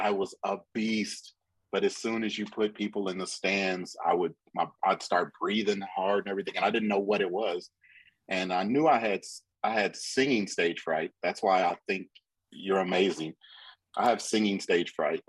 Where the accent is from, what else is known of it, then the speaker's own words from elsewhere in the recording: Pontiac, Michigan, United States; now in Texas, United States; I'm from Pontiac, Michigan, which is like 20 miles outside of Detroit